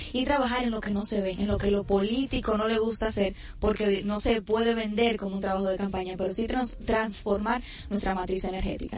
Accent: Santiago de los Caballeros, Santiago, Dominican Republic; por Santiago, por mi provincia, mi ciudad corazón

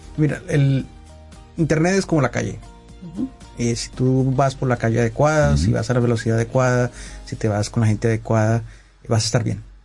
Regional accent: Colombia; yo soy colombiano

